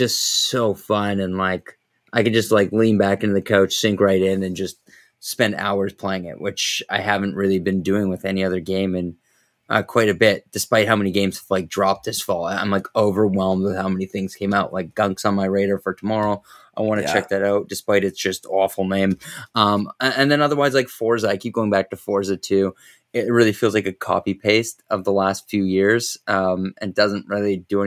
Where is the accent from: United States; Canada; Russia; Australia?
Canada; Vancouver, British Columbia; I'm from Vancouver.